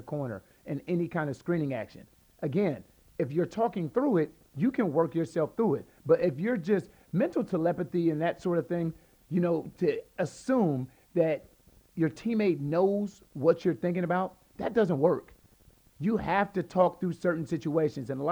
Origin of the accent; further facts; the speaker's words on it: Columbus, Ohio, United States; moved away as an adult; now in San Antonio, United States; I was born and raised in Columbus, Ohio